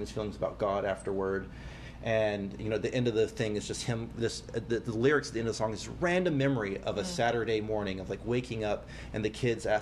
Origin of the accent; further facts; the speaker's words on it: Southern California, United States; we're from Southern California, so we're never really going to get that small town